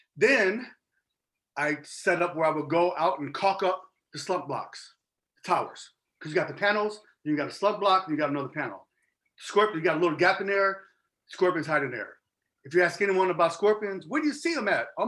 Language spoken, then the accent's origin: English; Chicago, Illinois, United States; now in Arizona, United States; I'm from Chicago originally, and I'm like hardcore Chicago.